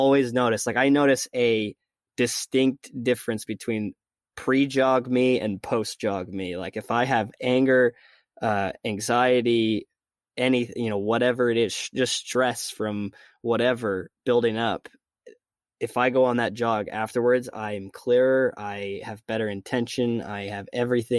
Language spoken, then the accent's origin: English; Logan, Utah, United States; I was going to school in the same town where I was, born and raised in Logan, Utah